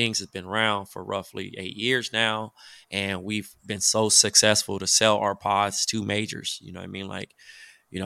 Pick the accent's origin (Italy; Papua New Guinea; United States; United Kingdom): United States; Compton, California; my hometown of Compton